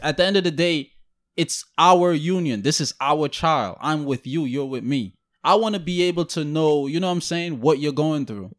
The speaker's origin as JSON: {"language": "English", "country": "Guyana", "said": "I'm from Guyana"}